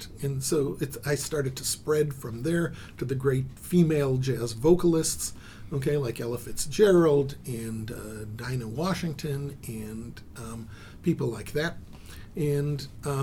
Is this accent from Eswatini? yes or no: no; Israel; I was born in Israel